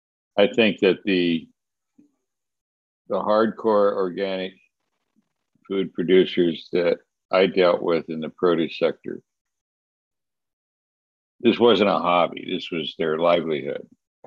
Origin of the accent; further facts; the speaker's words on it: California, United States; I came from Southern California. So it was pretty exciting.